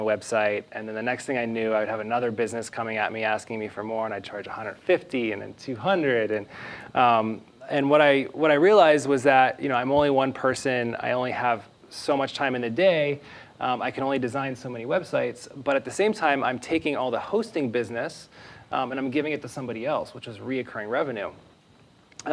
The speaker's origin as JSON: {"language": "English", "town": "Pittsburgh", "region": "Pennsylvania", "country": "United States", "tie": "born or raised there", "moved": "as an adult", "lives_now": "Austin, United States", "said": "So I'm originally from Pittsburgh, Pennsylvania. I was born and raised on a 20-acre farm right outside the city, and moved to Austin about 5 years ago"}